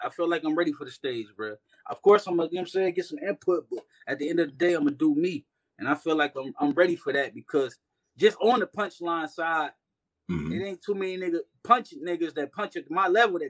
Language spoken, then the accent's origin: English; Cleveland, Ohio, United States; No matter what I join, nigga, I'm still from Cleveland, nigga. I'm still born in the Midwest.